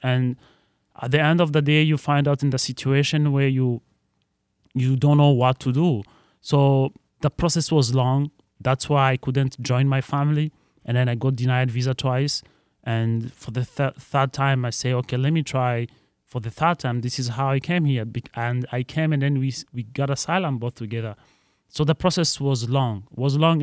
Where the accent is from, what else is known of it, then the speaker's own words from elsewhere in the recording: Burundi; now in Detroit, United States; I'm from East African Burundi